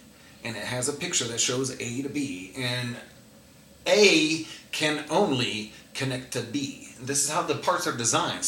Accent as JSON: {"language": "English", "town": "Fort Leonard Wood", "region": "Missouri", "country": "United States", "also_born_or_lived": "Fairbanks, Alaska", "said": "I'm actually from Fort Leonard Wood, Missouri, which is an Army base."}